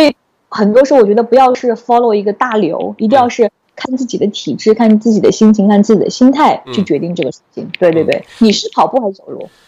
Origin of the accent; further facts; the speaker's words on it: Hangzhou, Zhejiang, China; moved away; 我是来自浙江杭州的